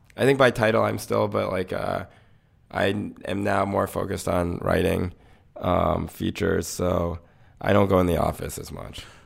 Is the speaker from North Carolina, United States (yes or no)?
yes; North Carolina, United States; I grew up in North Carolina